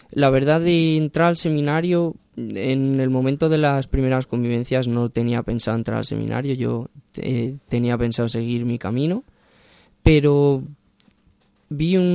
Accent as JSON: {"language": "Spanish", "town": "Ciudad Rodrigo", "region": "Castile and León", "country": "Spain", "said": "Bueno, soy de un pequeño pueblo de Salamanca, de Ciudad Rodrigo, eh, pegado a la frontera con Portugal."}